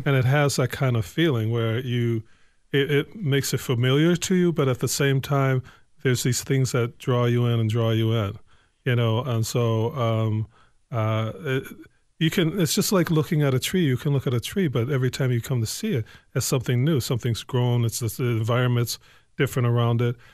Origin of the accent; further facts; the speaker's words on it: Evanston, Illinois, United States; also born or lived in Lowertown, Saint Paul; now in Saint Paul, United States; I'm from Evanston, Illinois, uh, uh, so, uh, some people would like to say Chicago, but I'm from Evanston proper.